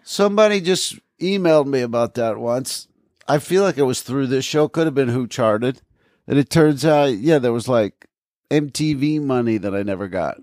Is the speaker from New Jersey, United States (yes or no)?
yes; Aberdeen, New Jersey, United States; they changed the name of Mattawan to Aberdeen. They changed the name of my hometown.